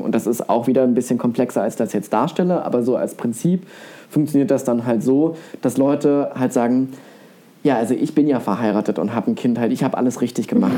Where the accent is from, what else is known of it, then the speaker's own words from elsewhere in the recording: East Germany, Germany; ich komme aus einer, ja, ich weiß nicht, ob es eine typische Ossi-Familie ist